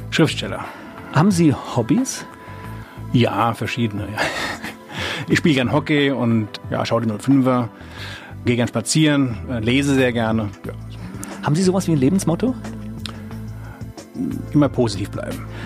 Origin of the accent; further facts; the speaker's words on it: Mainz, Rhineland-Palatinate, Germany; Genau, ich bin also direkt in der Altstadt aufgewachsen, also in der Filzbach, wie man so schön sagt. Ich bin echte Mainzer, so im Schatten des Doms, ja.